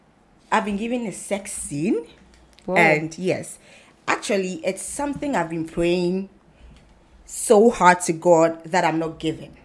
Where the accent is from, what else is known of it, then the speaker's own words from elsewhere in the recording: Tema, Greater Accra, Ghana; also born or lived in Koforidua, Ghana; I started my basic education in Tema New Town.